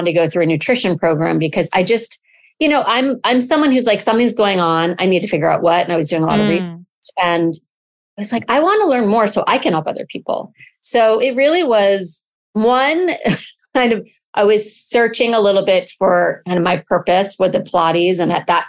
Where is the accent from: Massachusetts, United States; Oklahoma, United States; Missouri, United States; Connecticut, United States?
Connecticut, United States; moved away as an adult; also born or lived in Jackson Hole, Wyoming; now in Santa Monica, United States; I grew up in Connecticut, outside of New York City